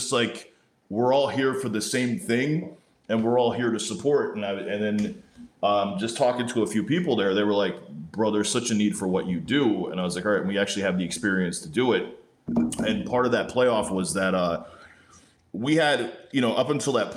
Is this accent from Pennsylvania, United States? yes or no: no; New Jersey, United States; I grew up in Jersey, in North Jersey